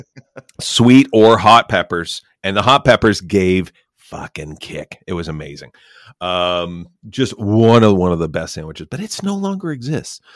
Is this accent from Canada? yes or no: yes; Canada; as a Canadian